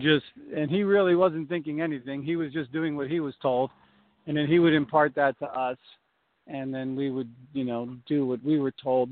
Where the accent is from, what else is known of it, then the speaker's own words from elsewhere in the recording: Newark, New Jersey, United States; I grew up in Newark, New Jersey